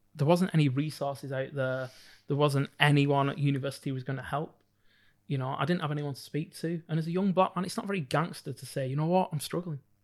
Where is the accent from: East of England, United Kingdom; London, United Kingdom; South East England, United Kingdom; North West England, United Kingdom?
North West England, United Kingdom; Bolton; growing up in Bolton's very, very small black community